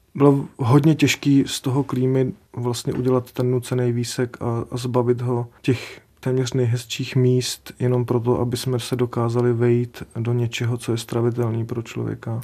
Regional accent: Sudetenland, Czechia; u nás v Sudetech

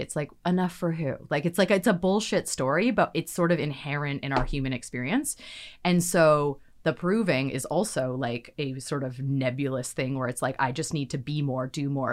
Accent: Victoria, British Columbia, Canada; moved away as an adult; now in Vancouver, Canada; I'm from Victoria, from the island

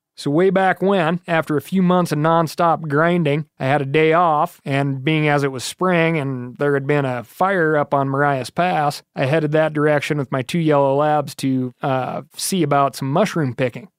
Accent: Montana, United States; Growing up in Montana, I spent a lot of time in the woods

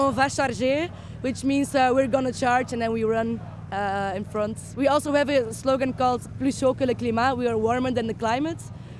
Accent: Antwerp, Flanders, Belgium; From Belgium, from Antwerp.

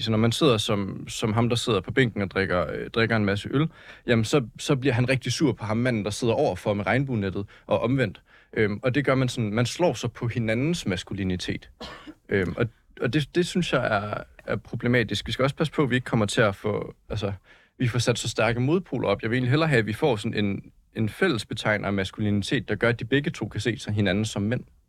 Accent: Slagelse, Zealand, Denmark; jeg er fra Slagelse

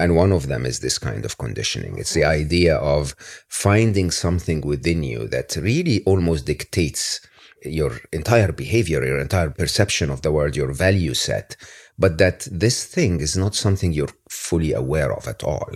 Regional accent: Egypt; growing up in Egypt

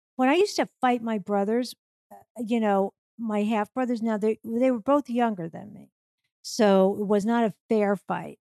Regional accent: New York, United States; when I was growing up in New York

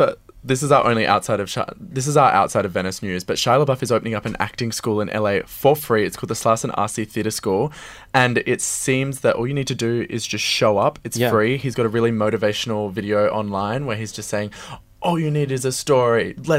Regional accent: Adelaide, South Australia, Australia; The Babadook was famously made in Adelaide, which is my hometown.

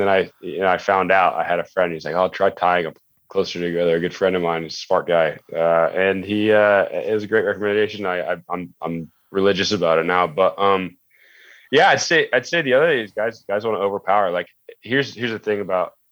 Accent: United States; being American

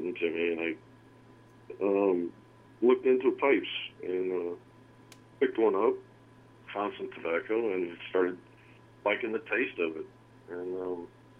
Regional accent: Davenport, Iowa, United States; I grew up in Davenport, Iowa, down along the Mississippi River, and been born and raised here and been here my whole life

